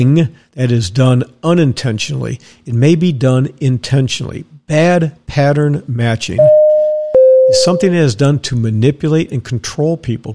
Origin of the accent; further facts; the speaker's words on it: Dallas, Texas, United States; moved away; also born or lived in Wisconsin / Tampa, Florida; I was raised in Dallas, Texas